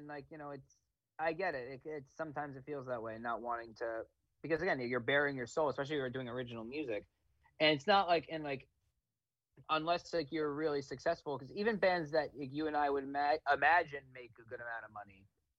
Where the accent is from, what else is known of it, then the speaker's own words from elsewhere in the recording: East Brunswick, New Jersey, United States; I'm from East Brunswick, New Jersey, so like that's really my home. But Asbury Park is kind of my home away from home.